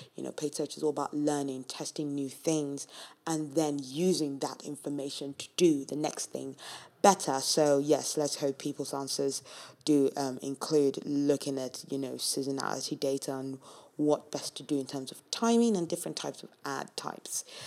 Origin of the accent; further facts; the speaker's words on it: Nigeria; moved away; I'm from Nigeria